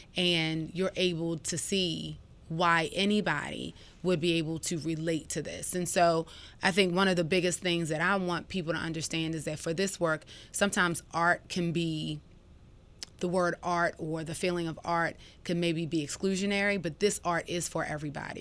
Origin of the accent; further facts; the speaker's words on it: Baltimore, Maryland, United States; moved away as an adult; now in Atlanta, United States; as a young woman growing up in Baltimore